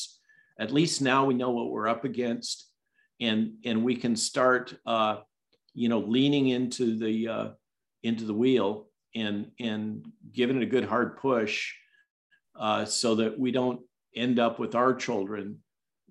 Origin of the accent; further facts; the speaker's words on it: California, United States; moved away; my home state